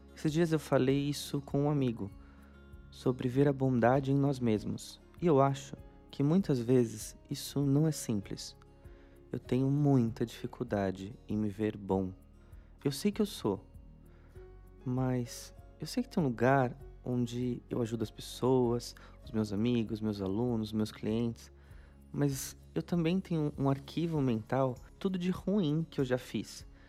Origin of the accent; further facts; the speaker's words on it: São Paulo, Brazil; eu nasci em São Paulo, mas meus pais são do Paraná. Eles nasceram lá e vieram para cá começar a vida aqui em São Paulo